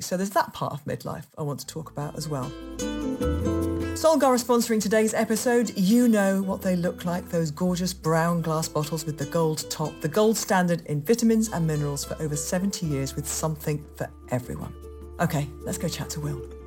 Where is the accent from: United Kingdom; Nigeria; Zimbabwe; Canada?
United Kingdom; Yorkshire and the Humber; I'm from Yorkshire